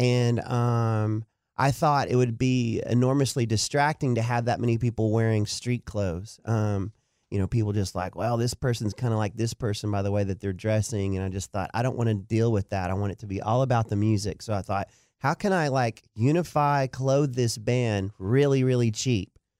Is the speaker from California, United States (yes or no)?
no; Dallas, Texas, United States; also born or lived in Duncanville, Texas / Denton, Texas; Lakewood Elementary is where I went to elementary, went to J L Long Junior High